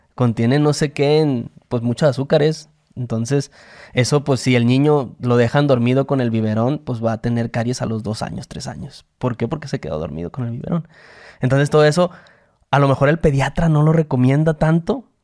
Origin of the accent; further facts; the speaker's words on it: Mexico; Esa cultura tenemos los mexicanos